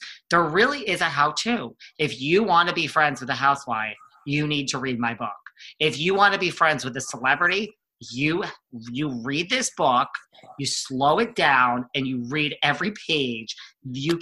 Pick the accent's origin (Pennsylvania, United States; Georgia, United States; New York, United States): New York, United States; I'm also like a Northeast boy. Like, I'm a New Yorker.